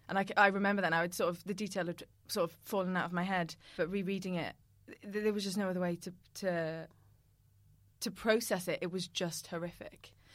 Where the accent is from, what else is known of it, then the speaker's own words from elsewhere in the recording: Cardiff, Wales, United Kingdom; we're from Cardiff